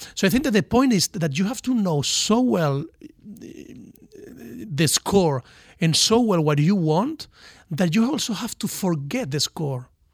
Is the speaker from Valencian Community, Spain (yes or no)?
yes; Valencia, Valencian Community, Spain; English is a second language; moved away as an adult; also born or lived in Miami, United States; I'm from Valencia, from the Mediterranean